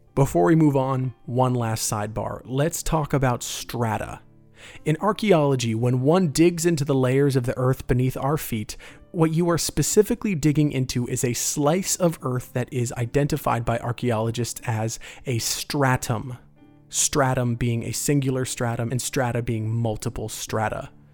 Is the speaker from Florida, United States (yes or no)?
yes; Florida, United States; growing up in Florida